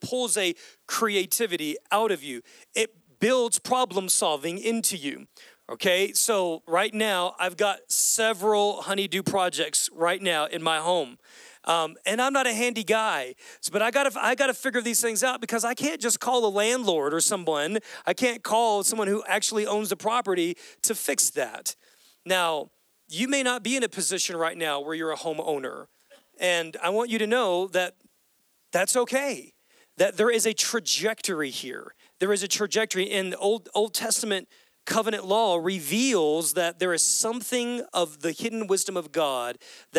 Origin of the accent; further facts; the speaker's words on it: United States; as American Christians